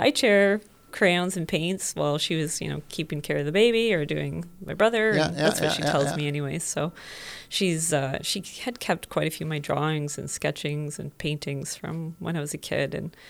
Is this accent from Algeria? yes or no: no; Whitehorse, Yukon, Canada; born there; I was born in Whitehorse, Yukon. We were living in a cabin, no electricity, no running water, out in the bush.